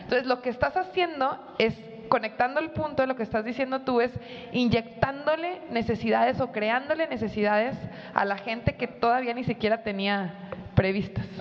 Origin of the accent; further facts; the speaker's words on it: Monterrey, Nuevo León, Mexico; como buena regia